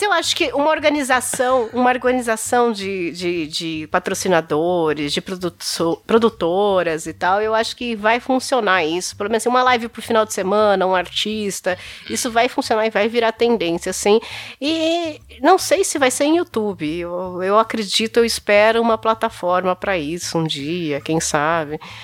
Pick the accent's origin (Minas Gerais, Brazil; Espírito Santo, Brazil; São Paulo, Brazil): São Paulo, Brazil; São Bernardo do Campo; eu sou de São Bernardo do Campo